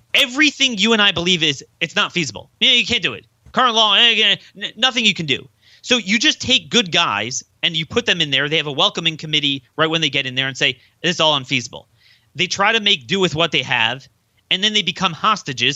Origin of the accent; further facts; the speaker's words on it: Baltimore, Maryland, United States; my hometown of Baltimore